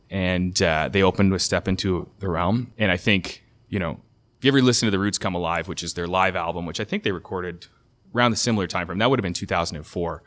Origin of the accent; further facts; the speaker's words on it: Canada; as a Canadian